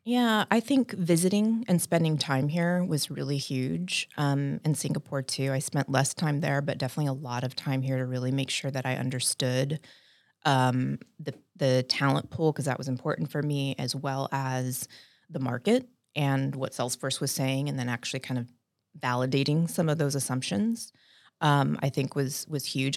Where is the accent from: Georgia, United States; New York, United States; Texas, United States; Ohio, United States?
Texas, United States; San Antonio; moved away as an adult; also born or lived in Dallas, Texas; now in Honolulu, United States; I grew up in South Texas in San Antonio